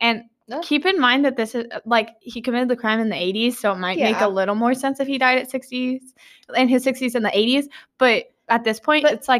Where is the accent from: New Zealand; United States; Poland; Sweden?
United States; Kansas; now in Georgia, United States; I'm from Kansas.